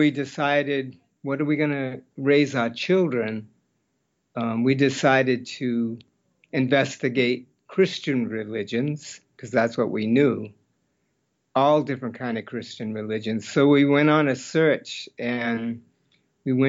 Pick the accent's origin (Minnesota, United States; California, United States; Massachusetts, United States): Massachusetts, United States; Hyannis; now in Portland, United States; I grew up in Massachusetts on the peninsula of Cape Cod in a little town called Hyannis.